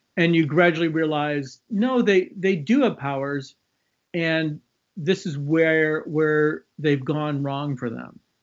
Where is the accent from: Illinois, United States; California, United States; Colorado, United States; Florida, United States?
Illinois, United States; Chicago; now in West Coast, United States; I grew up in Chicago